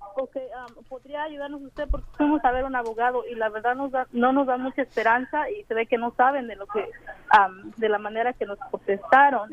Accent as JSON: {"language": "Spanish", "country": "Guatemala", "moved": "yes", "lives_now": "United States", "said": "somos de Guatemala"}